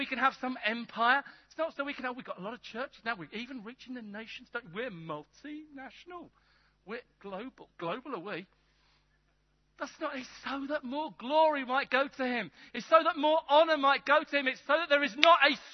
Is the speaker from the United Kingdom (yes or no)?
yes; England, United Kingdom; I'm English, but not that English.